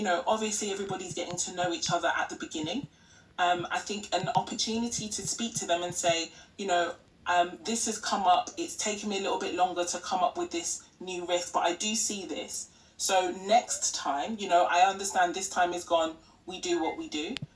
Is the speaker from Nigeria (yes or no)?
yes; Nigeria; now in United Kingdom; our culture in Nigeria, I am Nigerian, I'm UK-based, but I'm Nigerian